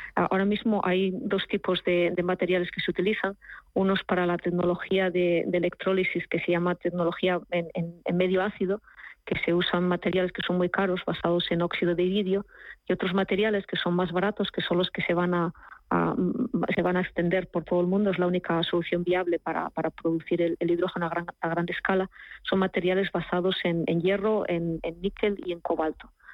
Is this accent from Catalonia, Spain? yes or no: no; Asturias, Spain; now in Germany; En la región de, de donde yo vengo, de Asturias